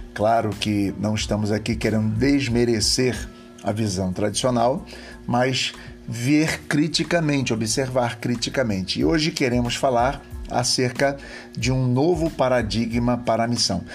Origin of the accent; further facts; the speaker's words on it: Rio de Janeiro, Brazil; sou do Rio de Janeiro